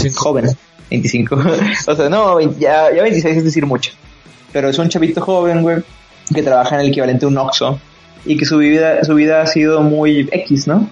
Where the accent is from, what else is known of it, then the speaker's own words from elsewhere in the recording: Mexico; yo como, como niño mexicano